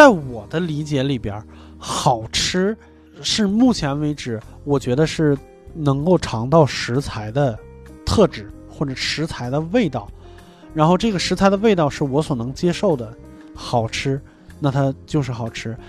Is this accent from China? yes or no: yes; northern China, China; moved away; 作为一个北方人，